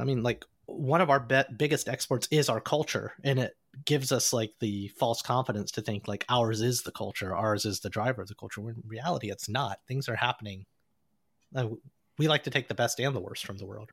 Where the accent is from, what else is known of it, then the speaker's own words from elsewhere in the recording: Alabama, United States; I grew up in Alabama